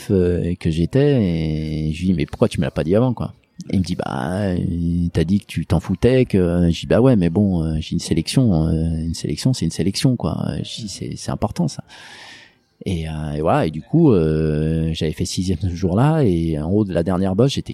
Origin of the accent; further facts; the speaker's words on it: Lyon, Auvergne-Rhône-Alpes, France; moi je suis lyonnais